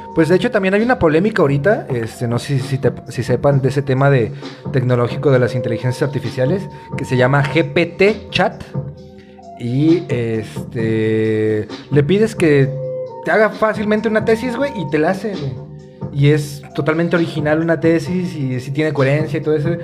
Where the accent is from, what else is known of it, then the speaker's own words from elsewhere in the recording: Mexico; Como mexicanos, como sociedad